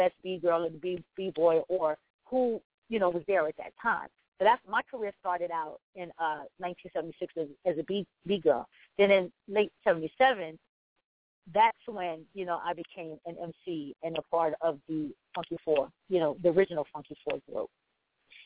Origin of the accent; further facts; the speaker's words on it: New York City, New York, United States; I am originally from the South Bronx